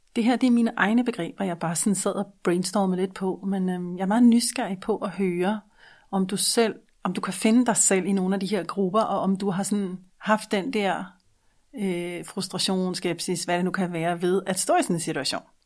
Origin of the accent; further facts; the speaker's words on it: Denmark; som en dansker med et ikke-dansk mindset